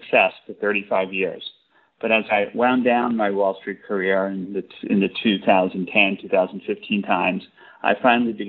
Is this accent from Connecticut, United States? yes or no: yes; Connecticut, United States; my home state of Connecticut